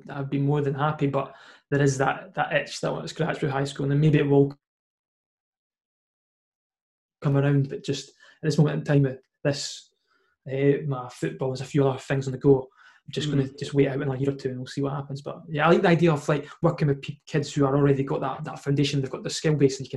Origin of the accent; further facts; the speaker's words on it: Scotland, United Kingdom; as a Scottish footballer